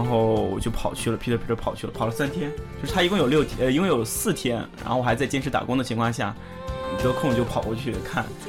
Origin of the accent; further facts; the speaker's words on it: northern China, China; moved away; 我们来自不同的地方，我是北方，我们山东叫宠物小精灵